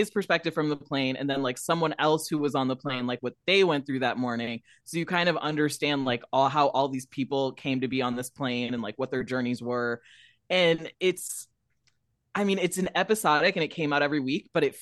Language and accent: English; Rockford, Illinois, United States; also born or lived in Dallas, Texas; I was born in Dallas and I grew up in Rockford, Illinois